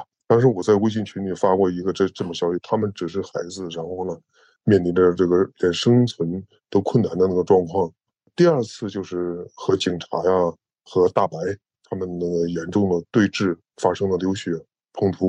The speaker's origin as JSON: {"language": "Chinese", "region": "Henan", "country": "China", "said": "在航空港区。我住的地方大概离这个位置有二十公里左右。然后我得到的消息，一个是朋友之间的议论，我就是当地人嘛。"}